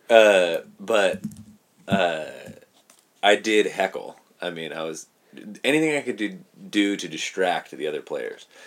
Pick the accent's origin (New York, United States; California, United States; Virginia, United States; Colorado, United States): California, United States; Merced; also born or lived in Planada, California; born and raised in Merced